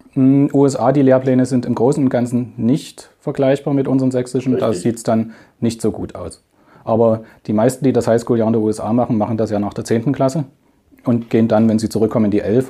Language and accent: German; Germany; als Deutscher